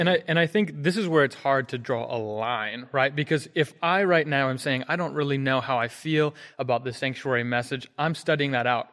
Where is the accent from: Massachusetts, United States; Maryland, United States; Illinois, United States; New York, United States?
Maryland, United States; Hagerstown; moved away; I'm from Hagerstown, Maryland. I grew up there